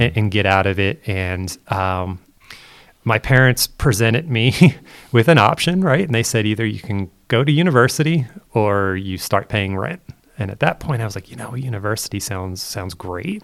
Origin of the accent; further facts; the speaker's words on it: Chester County, Pennsylvania, United States; moved away as an adult; now in Pittsburgh, United States; I'm born and raised in Pennsylvania in the United States